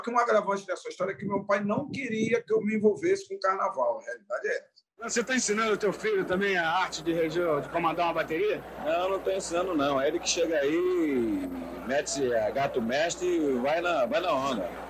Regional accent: Rio de Janeiro, Brazil; born there; foi levada às pressas para para o SASE, lá em Realengo, né, onde eu nasci, e quase que dá mais porque eu nasci dentro da corda, né?

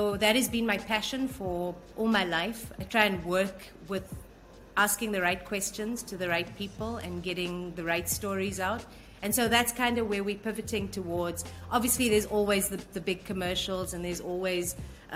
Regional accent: South Africa; moved away as an adult; now in Singapore; I was born in the 70s in South Africa, which was pretty much the height of apartheid

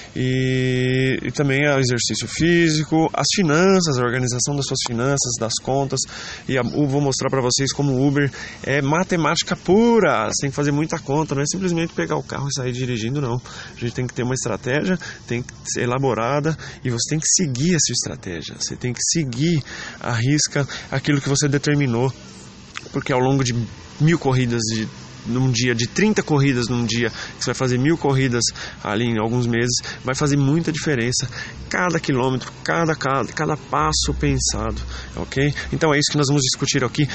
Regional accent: Rio Claro, São Paulo, Brazil; eu sou de Rio Claro, interior de São Paulo

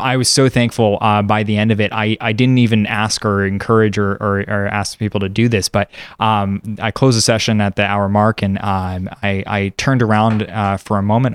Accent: San Diego, California, United States; now in Seattle, United States; I grew up in San Diego, California, currently a mover based in Seattle

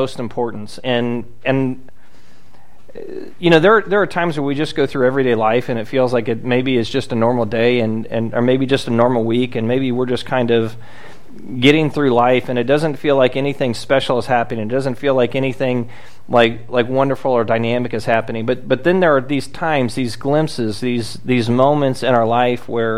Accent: South Florida, United States; I grew up in South Florida.

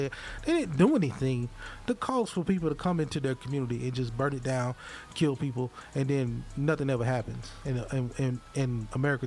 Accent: Hattiesburg, Mississippi, United States; now in Columbia, United States; my hometown, Hattiesburg

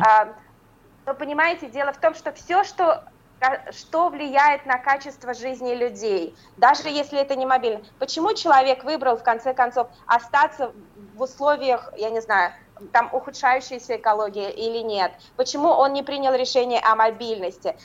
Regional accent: Ufa, Bashkortostan, Russia; moved away as an adult; now in Berlin, Germany; мою малую родину

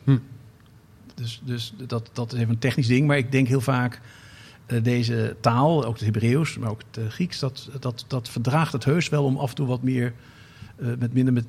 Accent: North Brabant, Netherlands; now in Amsterdam, Netherlands; ik kwam ook uit Brabant

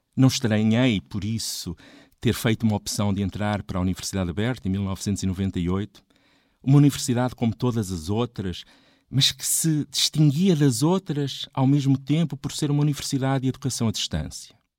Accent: a village near Coimbra, Centro, Portugal; Quando em 1976 entrei para a escola primária, na minha aldeia não havia água canalizada. Havia poucos carros, poucos telefones. A televisão eram dois canais, a preto e branco, com poucas horas de emissão. Coimbra estava tão próxima e ao mesmo tempo tão distante

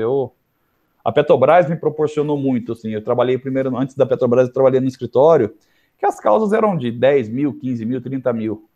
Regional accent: interior of São Paulo, Brazil; accent: interior (caipira); pelo meu sotaque, que é fácil identificar que eu sou um cara do interior, sou do interior de São Paulo

